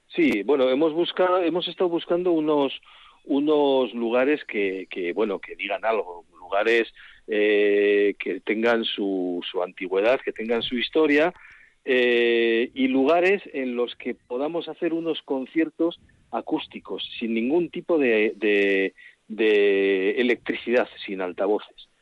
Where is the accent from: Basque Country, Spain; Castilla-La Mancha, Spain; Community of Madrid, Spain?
Basque Country, Spain; Guevara; mi pueblo